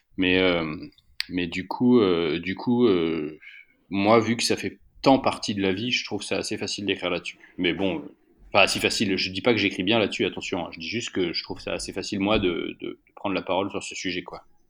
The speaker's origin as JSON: {"language": "French", "country": "France", "also_born_or_lived": "Alps", "moved": "yes", "lives_now": "Paris, France", "said": "je viens de la campagne, c'est mon, c'est mon rapport à la nature, etc. Je viens, je viens des Pyrénées"}